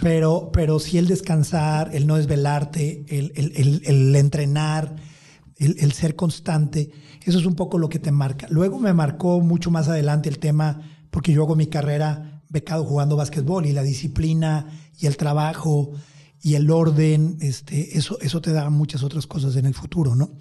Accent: Empalme, Sonora, Mexico; moved away; also born or lived in Tijuana / California; mis raíces, este, el lugar de donde vengo

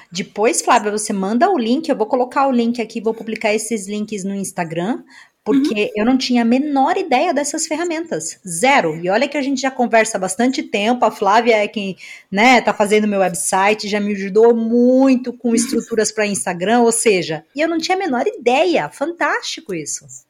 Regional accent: Brazil; moved away; lá na minha cidade no Brasil

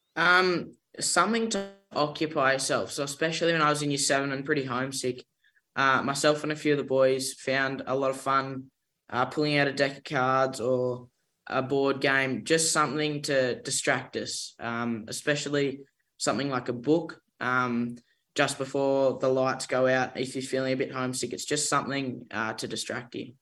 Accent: Dundee, New South Wales, Australia; I'm from uh, a little village called Dundee in northern New South Wales

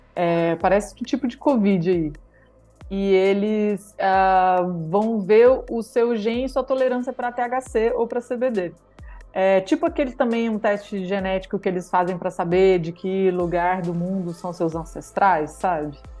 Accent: Alto Paraíso de Goiás, Goiás, Brazil; moved away as an adult; also born or lived in Vancouver, Canada; eu sou de Alto Paraíso de Goiás. E cresci em São Jorge

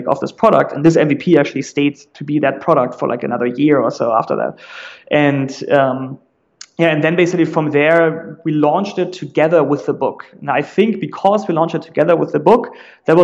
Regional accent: Germany; accent: German; English is a second language; moved away as an adult; also born or lived in San Francisco; now in United States; I'm originally German, like you very likely will realize in a second, just based off my accent

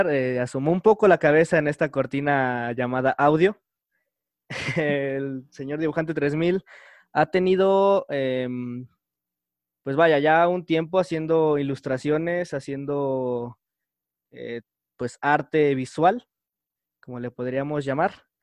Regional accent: Cancún, Quintana Roo, Mexico; soy de Cancún, estoy en Cancún.

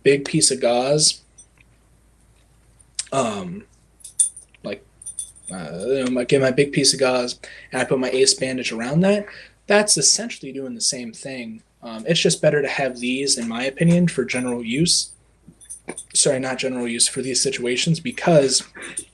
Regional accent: Ohio, United States; I'm from Ohio, and I've been in EMS for a couple years now

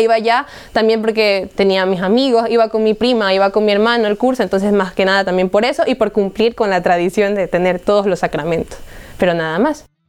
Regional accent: Guayaquil, Guayas, Ecuador; soy de Ecuador, de la ciudad de Guayaquil y tengo 20 años

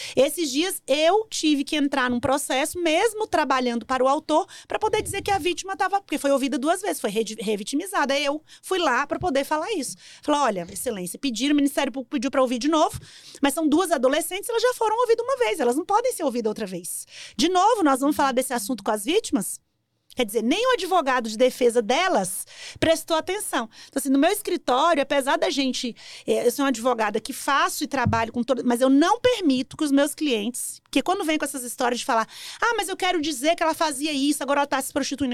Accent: Brasília, Federal District, Brazil; Eu morava em Sobradinho, sou nascida aqui em Brasília, morava em Sobradinho, estudei no CEUB

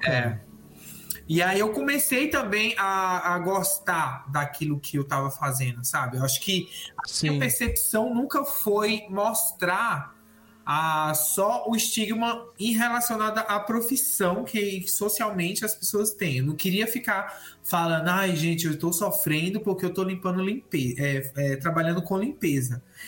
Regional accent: Brasília, Federal District, Brazil; now in São Paulo, Brazil; E eu moro em São Paulo atualmente, mas eu sou natural de Brasília

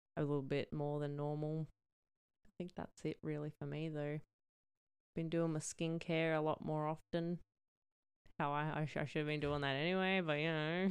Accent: New South Wales, Australia; now in Queensland, Australia; I'm from New South Wales

